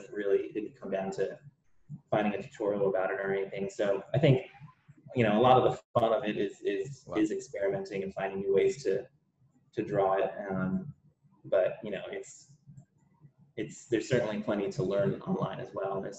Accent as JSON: {"language": "English", "region": "Connecticut", "country": "United States", "tie": "born or raised there", "also_born_or_lived": "London, United Kingdom", "moved": "yes", "lives_now": "Texas, United States", "said": "I grew up in the Northeast of the US. So I'm from Connecticut. Really, is where I grew up"}